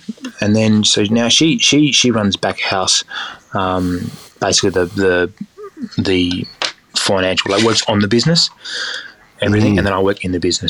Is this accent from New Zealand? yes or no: no; Stirling, South Australia, Australia; I grew up in Stirling, so that's the reason why it was also in Stirling.